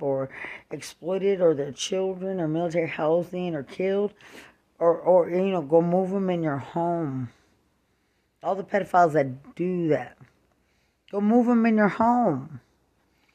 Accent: United States; I'm an American.

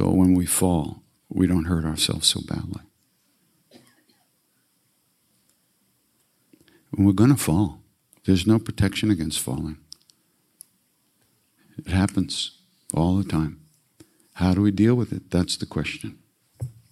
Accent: New York, United States; I'm a depressor from New York

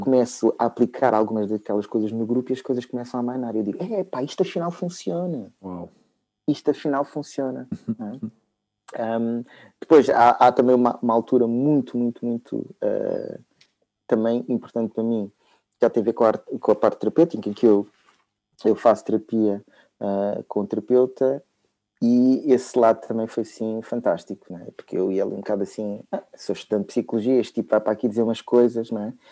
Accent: Lisbon, Portugal; eu, ah, sim, sou, sou de Lisboa. Sim, sim, sou de Lisboa

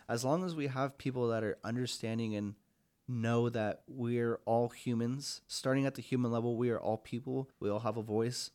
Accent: Longview, Washington, United States; now in Spokane, United States; my hometown itself, Long View, Washington

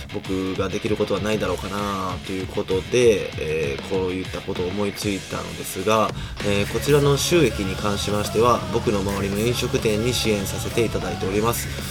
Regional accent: Kobe, Hyogo, Japan; 僕もあの 神戸出身なので

